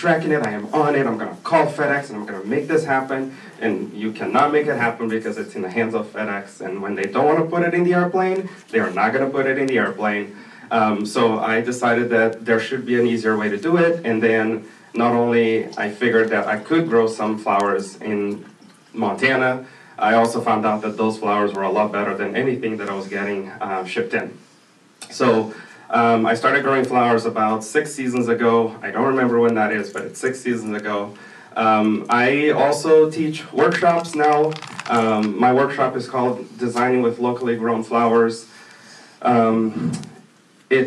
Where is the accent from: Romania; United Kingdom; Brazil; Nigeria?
Brazil; moved away; I'm originally from Brazil